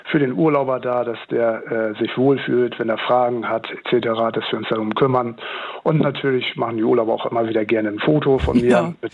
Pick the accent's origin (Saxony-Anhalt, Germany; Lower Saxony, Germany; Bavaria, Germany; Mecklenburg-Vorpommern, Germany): Lower Saxony, Germany; ich komme ursprünglich aus dem Stader Land und äh, bin da eben auch richtig ländlich aufgewachsen.